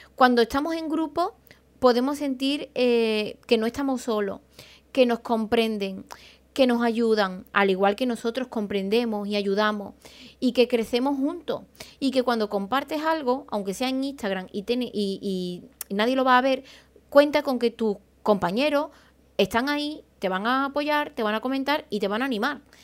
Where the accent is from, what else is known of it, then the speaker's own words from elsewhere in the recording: Spain; also born or lived in Seville / Madrid / London / Málaga; yo soy de un pueblo, soy de Aral, y en mi pueblo no me formé.